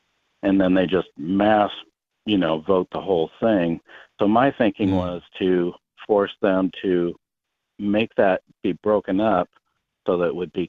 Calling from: South Dakota, United States; I'm calling from South Dakota

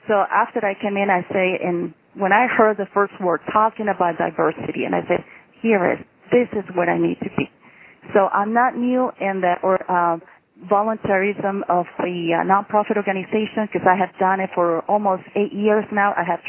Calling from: Cortez, Colorado, United States; I'm calling you from Cortez, Colorado. We are in the Four Corners area

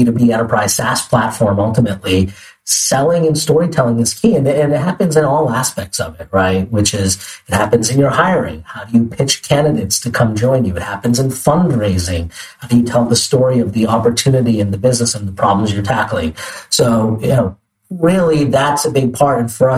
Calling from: New York City, New York, United States; I'm calling in from New York City, sunny New York City, from our office by Bryant Park.

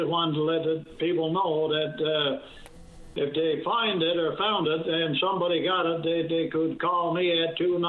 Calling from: Bishop's Falls, Newfoundland and Labrador, Canada; I'm calling you from Bishop Falls.

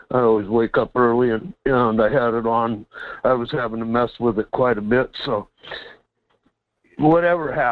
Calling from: Quinhagak, Alaska, United States; here in Quinhagak.

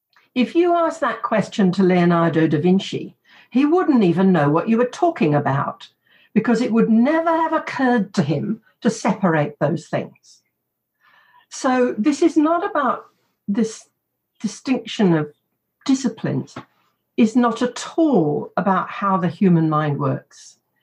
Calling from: Canberra, Australian Capital Territory, Australia; I'm speaking from Ngunnawal land in a beautiful spring morning in Canberra, and the blossoms are out.

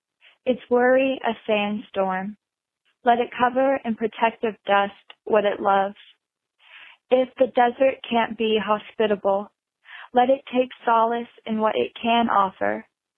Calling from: Wilmington, North Carolina, United States; I'm calling from Wilmington, North Carolina.

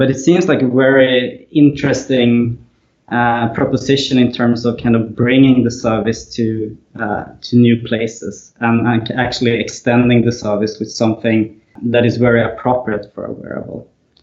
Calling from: Malmö, Skåne, Sweden; So I'm in Malmö, Sweden, which is on the southern part, very close to Copenhagen

